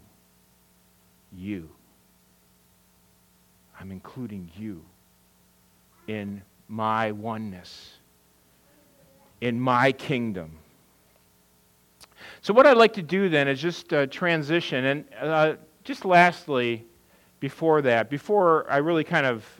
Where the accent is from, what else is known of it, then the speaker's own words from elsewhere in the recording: Wisconsin, United States; moved away; I'm from Wisconsin